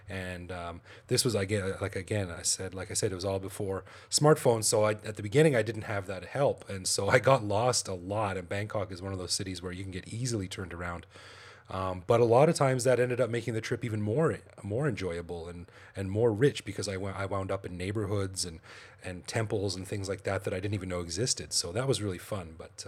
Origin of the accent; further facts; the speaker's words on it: Calgary, Alberta, Canada; moved away as an adult; now in Thailand; Well, I'm from Canada, Calgary, Canada, actually, and I came over here in 2001. On a quick vacation, and I'm still here.